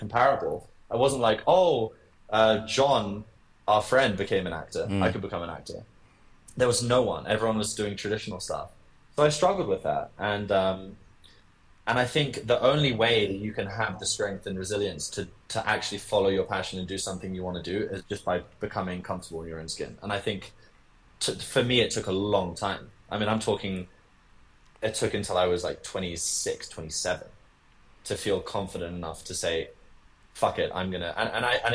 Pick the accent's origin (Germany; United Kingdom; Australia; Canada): United Kingdom; London; I was born in London. I was raised in London.